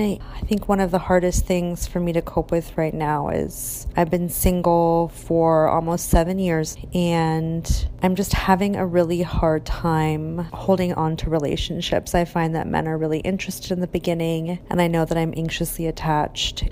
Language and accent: English; Orange, California, United States; I was born in Orange, California